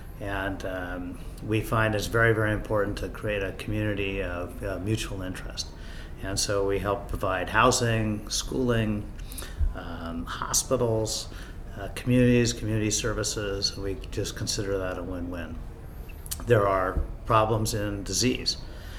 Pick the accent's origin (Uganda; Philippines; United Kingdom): Philippines; born there; also born or lived in United States; My background, I was born in the Philippines, grew up in the U.S., and then went to high school in the Philippines.